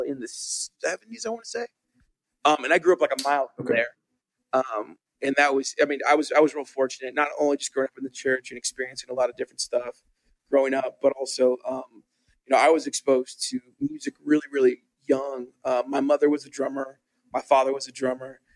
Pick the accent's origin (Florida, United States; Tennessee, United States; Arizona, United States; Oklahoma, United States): Oklahoma, United States; Tulsa; I grew up in Tulsa, Oklahoma. My mom and I moved there when I was a little baby